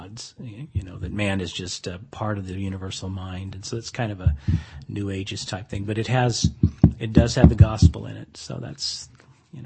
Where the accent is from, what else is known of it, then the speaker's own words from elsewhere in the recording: Salinas, California, United States; my hometown of Salinas